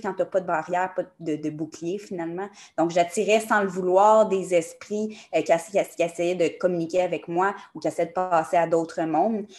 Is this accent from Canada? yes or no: yes; Montreal, Quebec, Canada; J'ai été élevée aussi à Montréal